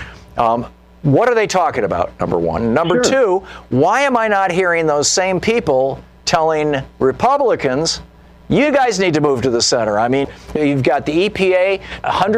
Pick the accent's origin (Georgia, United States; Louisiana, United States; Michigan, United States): Michigan, United States; moved away as an adult; I grew up in Michigan. I lived in the Midwest until I was 27 years old